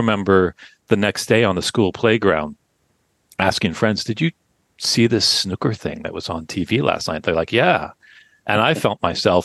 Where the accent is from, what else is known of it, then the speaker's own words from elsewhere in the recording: Oakville, Ontario, Canada; now in Vancouver, Canada; I come originally from Oakville, Ontario, Canada, which is just outside of Toronto